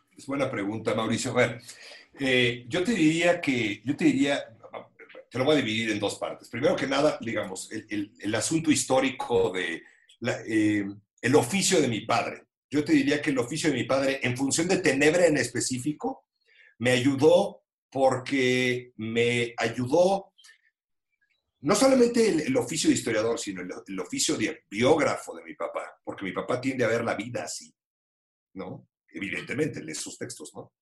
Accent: Mexico City, Mexico; yo como chilango

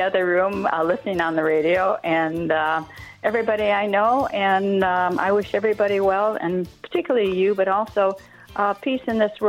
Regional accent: Michigan, United States; moved away as an adult; now in East Twickenham, United Kingdom; Michigan, myself, and my husband from California.

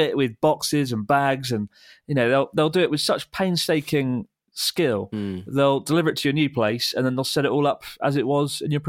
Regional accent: South East England, United Kingdom; I'm from Kent, which is

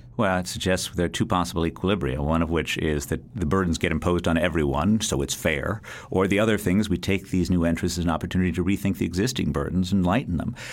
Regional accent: United States; being an American

